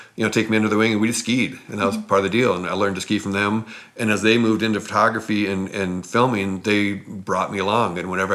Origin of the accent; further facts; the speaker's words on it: Moscow, Idaho, United States; moved away as an adult; also born or lived in Squaw Valley, California; I left my hometown in Moscow, Idaho to come to Squaw.